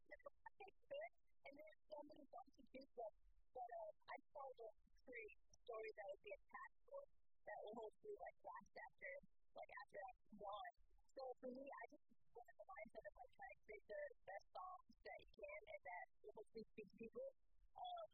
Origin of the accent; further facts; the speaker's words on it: California, United States; also born or lived in Alabama; now in Nashville, United States; I grew up in California, and about 30 years ago, I moved to Nashville